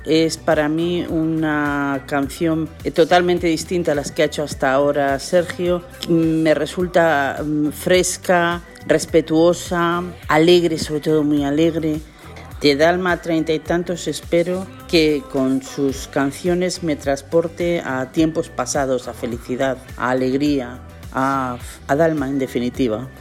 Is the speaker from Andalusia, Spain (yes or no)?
no; Valladolid, Castile and León, Spain; soy de Valladolid